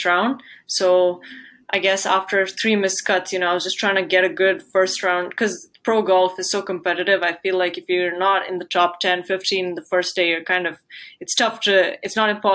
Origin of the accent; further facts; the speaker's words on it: India; from India.